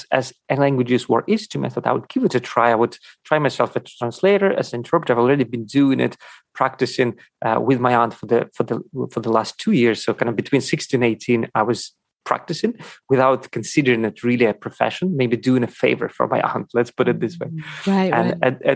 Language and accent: English; Ukraine; born there; first language Russian; English is a second language; was born in Ukraine, and uh, Russian and Ukrainian were my mother tongue languages.